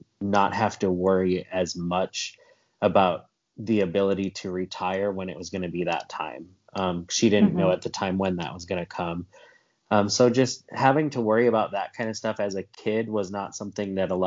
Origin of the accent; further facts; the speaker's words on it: South Dakota, United States; now in Georgia, United States; here in Georgia, where I live now. I grew up in South Dakota